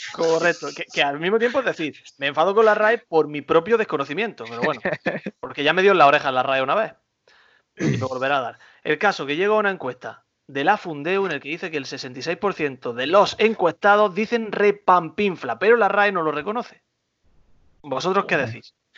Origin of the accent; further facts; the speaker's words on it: Güéjar Sierra, Andalusia, Spain; now in Almería, Spain; en mi pueblo, en Huejar Sierra